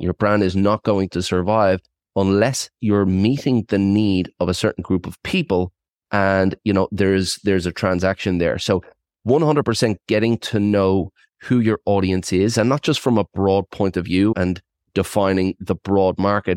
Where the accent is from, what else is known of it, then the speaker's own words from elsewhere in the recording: Ireland; moved away as an adult; also born or lived in Australia / south of France; now in France; I was, uh, born and bred in Ireland. I'm, uh, one hundred percent Irish and, uh, I relocated at twenty, stayed in Australia for twenty years